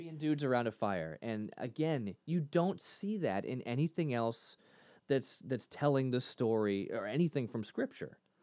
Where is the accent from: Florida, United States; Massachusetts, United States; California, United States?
Massachusetts, United States; Lynn; grew up in Lynn, Mass